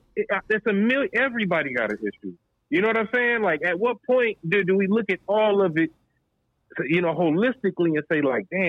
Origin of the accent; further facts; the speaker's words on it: Compton, California, United States; I grew up in Compton, went to a Catholic school